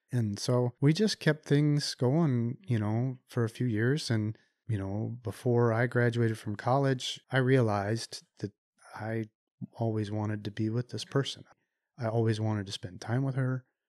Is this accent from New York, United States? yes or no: no; Chicago, Illinois, United States; moved away; also born or lived in Ann Arbor, Michigan; I grew up in the Chicago area